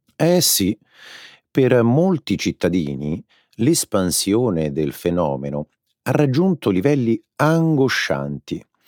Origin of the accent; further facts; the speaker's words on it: Rome, Lazio, Italy; Io sono romano